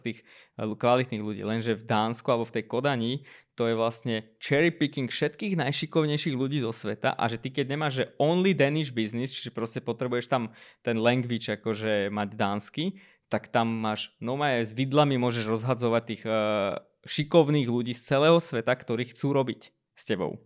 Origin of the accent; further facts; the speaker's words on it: Armenia; now in Slovakia; ja som z Arménska